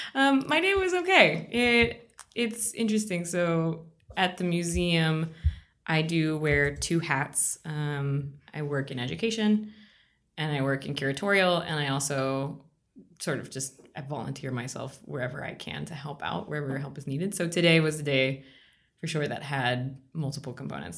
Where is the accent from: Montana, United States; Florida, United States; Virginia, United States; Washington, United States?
Virginia, United States; also born or lived in Bogota, Colombia; now in Pittsburgh, United States; I grew up in Virginia. I was born in Bogota, Colombia